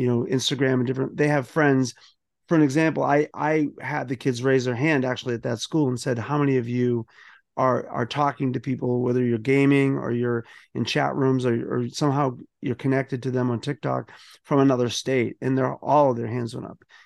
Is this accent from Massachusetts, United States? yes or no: yes; Boston, Massachusetts, United States; I grew up in South Boston